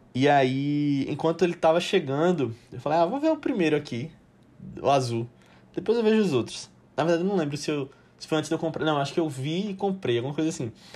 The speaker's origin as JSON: {"language": "Portuguese", "country": "Brazil", "said": "nós somos brasileiros falando aqui"}